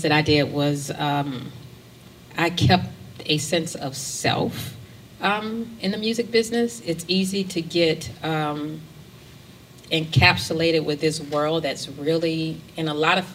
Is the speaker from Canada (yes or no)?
no; the South, United States; also born or lived in New York; now in Atlanta, United States; I'm from the South